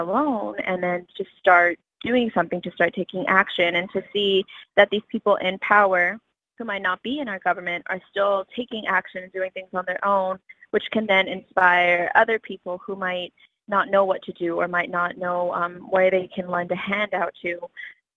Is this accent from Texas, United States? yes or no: yes; Texas, United States; now in New York, United States; I am from Texas, but I live in New York.